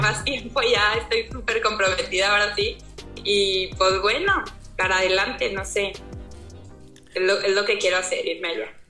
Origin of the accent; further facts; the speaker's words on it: Torreón, Coahuila, Mexico; soy de Torreón, Coahuila.